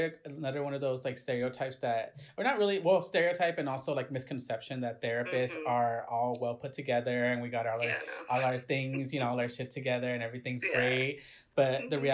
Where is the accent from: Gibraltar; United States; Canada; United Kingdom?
United States; Inglewood, California; I'm from Inglewood